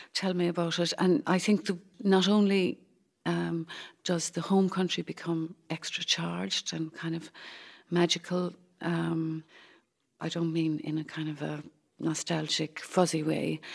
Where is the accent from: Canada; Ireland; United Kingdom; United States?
Ireland; Cork, Munster; accent: Cork; moved away; my cork accent